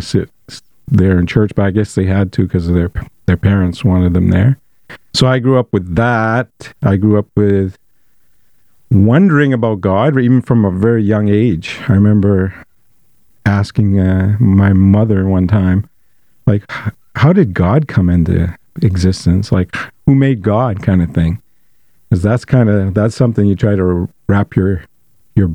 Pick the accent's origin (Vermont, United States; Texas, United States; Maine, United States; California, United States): Maine, United States; Bangor; I was a young person growing up in Bangor.